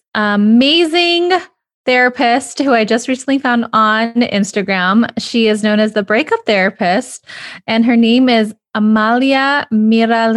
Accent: United States; my home country, the US

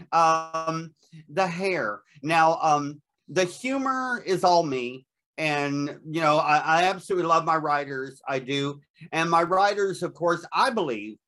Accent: Nashville, Tennessee, United States; I grew up in Nashville, Tennessee.

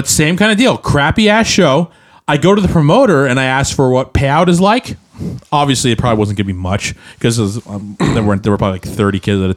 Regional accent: Portland, United States; We're from Portland

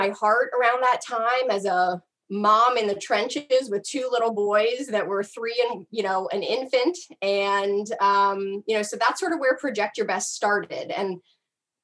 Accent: South Central Pennsylvania near Hershey, United States; moved away as an adult; also born or lived in Atlanta, United States; now in Baltimore, United States; I am originally from South Central Pennsylvania near Hershey

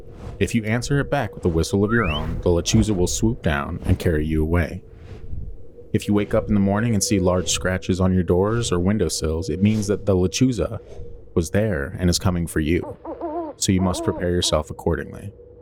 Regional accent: Texas, United States; I grew up in South Texas, more widely known as the Rio Grande Valley.

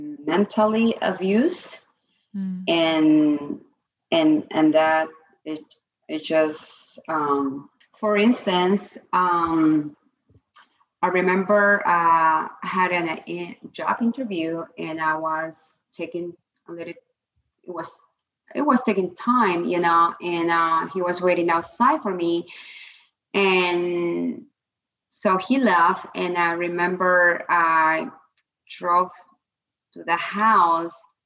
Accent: Peru; moved away; I was born and raised in Peru in a middle class family I came from

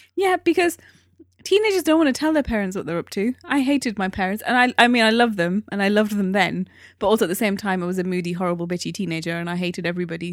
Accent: Newcastle upon Tyne, North East England, United Kingdom; moved away; I come from Newcastle.

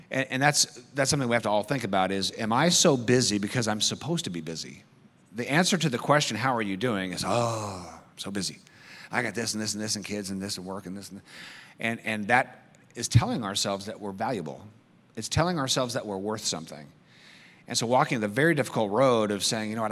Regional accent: United States; I love being American.

